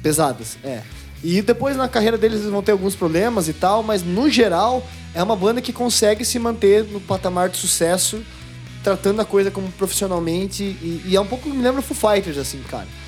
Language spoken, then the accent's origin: Portuguese; Brazil; a gente é brasileiro